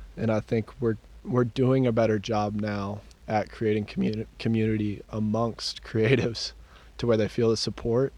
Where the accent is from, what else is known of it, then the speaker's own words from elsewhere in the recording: Dripping Springs, Texas, United States; also born or lived in Austin; when I grew up in Dripping Springs, it wasn't cool